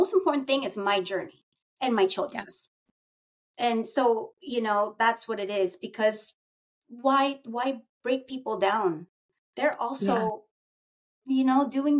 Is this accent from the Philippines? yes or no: yes; Philippines; I'm Filipino, and we're very, my heritage is very traditional